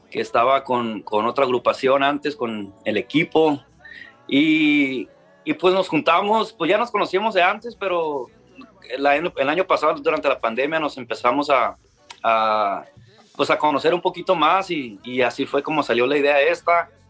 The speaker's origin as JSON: {"language": "Spanish", "town": "Ciudad Obregón", "region": "Sonora", "country": "Mexico", "said": "yo también soy de, yo soy de Ciudad Obregón"}